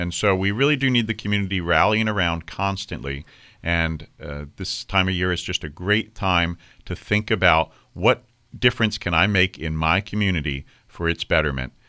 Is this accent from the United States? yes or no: yes; Virginia, United States; I grew up in Virginia.